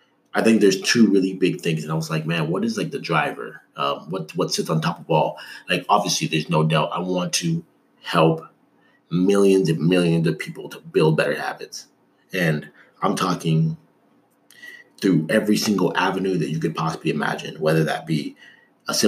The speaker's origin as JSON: {"language": "English", "country": "Canada", "tie": "born or raised there", "moved": "yes", "lives_now": "United States", "said": "I grew up in Canada"}